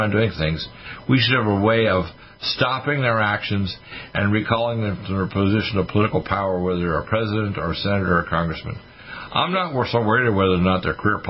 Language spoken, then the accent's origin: English; Halifax, Nova Scotia, Canada; also born or lived in Detroit, Michigan; my parents moved back to Halifax, Nova Scotia, and I've been raised here ever since.